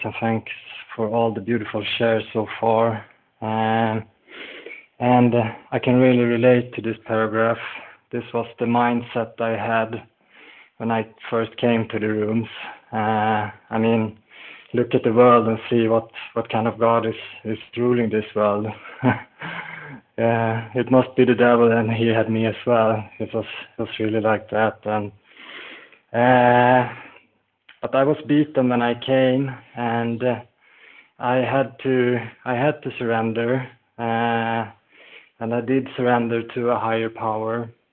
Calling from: Falun, Dalarna County, Sweden; I'm calling in from Falun in Sweden.

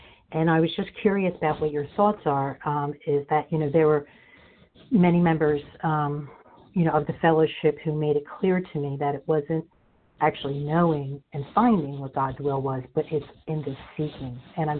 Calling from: Philadelphia, Pennsylvania, United States; I'm calling from Philadelphia, Pennsylvania.

